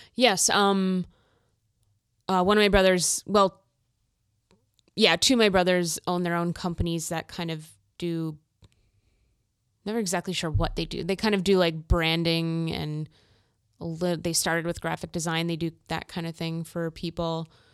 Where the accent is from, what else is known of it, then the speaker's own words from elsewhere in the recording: Minnesota, United States; I grew up in Minnesota